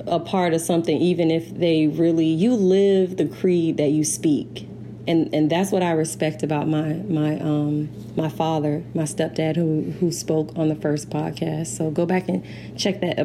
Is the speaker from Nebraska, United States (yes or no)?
no; St. Petersburg, Florida, United States; I'm from St. Pete, Florida. Florida girl